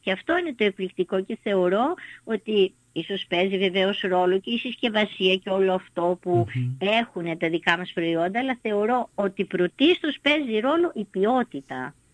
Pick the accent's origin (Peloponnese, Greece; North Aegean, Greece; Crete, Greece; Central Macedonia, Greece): North Aegean, Greece; Samos; είμαι από τη Σάμο